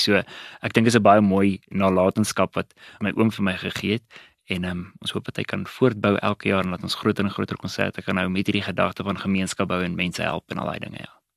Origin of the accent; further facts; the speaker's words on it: Witbank, Mpumalanga, South Africa; moved away as an adult; also born or lived in Pretoria; Ek het groot geword in Witbank